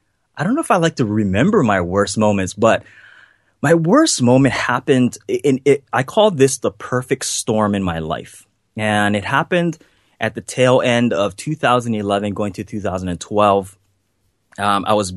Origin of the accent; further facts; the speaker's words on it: Hawaii, United States; growing up on the North Shore of Hawaii, I didn't come from much. You know, we didn't have much. You know, the house that I grew up in had a big hole in the roof.